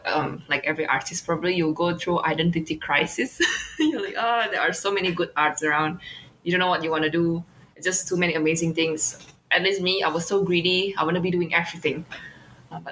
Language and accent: English; Indonesia; it reminds me of this from my home country